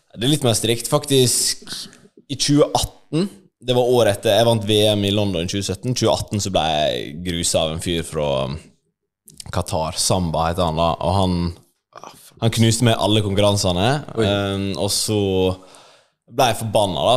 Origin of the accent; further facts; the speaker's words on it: Ulsteinvik, Møre og Romsdal, Norway; moved away as an adult; now in Oslo, Norway; bodde jo i Ulsteinvik, der jeg er fra, på Vestlandet, til etter videregående.